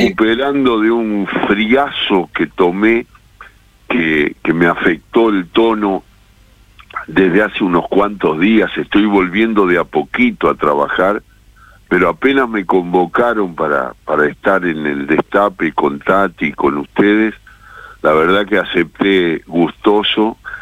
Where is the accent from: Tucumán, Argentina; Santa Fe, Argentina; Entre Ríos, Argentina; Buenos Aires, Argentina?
Buenos Aires, Argentina; me crié en un barrio jugando en la calle, esa vieja historia que se menciona de los barrios porteños, soy recontra porteño